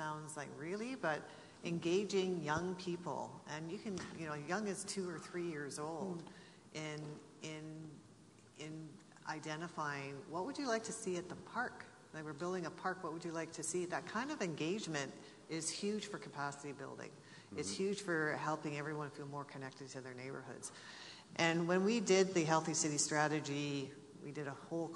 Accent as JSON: {"language": "English", "town": "Nelson", "region": "British Columbia", "country": "Canada", "tie": "born or raised there", "said": "growing up in Nelson created me"}